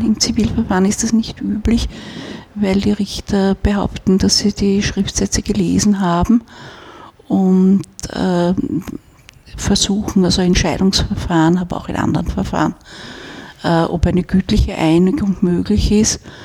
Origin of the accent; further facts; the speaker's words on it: Vienna, Austria; wenn man in Wien aufwächst